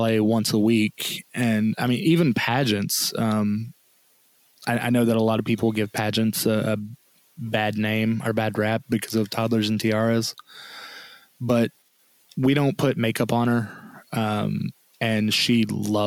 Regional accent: the South, United States; I was raised in the South

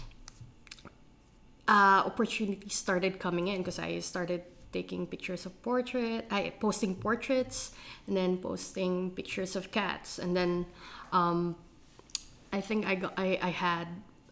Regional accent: Philippines; growing up in the Philippines

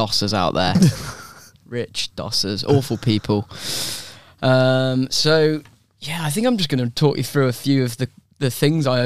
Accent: England, United Kingdom; I'm an English person there as well

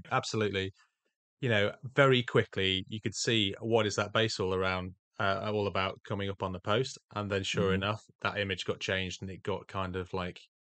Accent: England, United Kingdom; Lieutenant, come on, dude, we're English.

